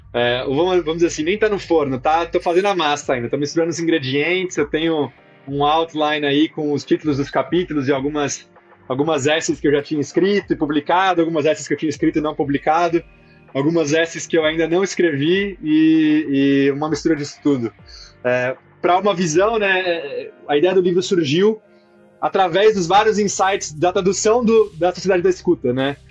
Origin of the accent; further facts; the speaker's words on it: São Paulo, Brazil; moved away as an adult; now in Ceará, Brazil; eu também sou paulista, sou paulistano, nascido criado